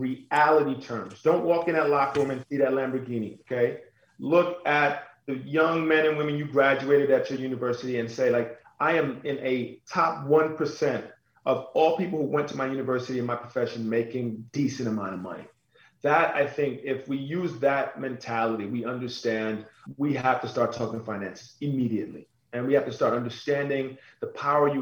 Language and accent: English; New York City, New York, United States; I grew up on Staten Island